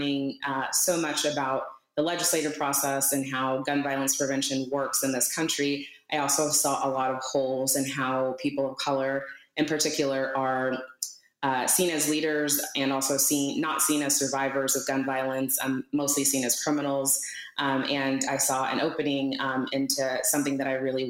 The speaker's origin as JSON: {"language": "English", "region": "Texas", "country": "United States", "tie": "born or raised there", "said": "I was born in Texas"}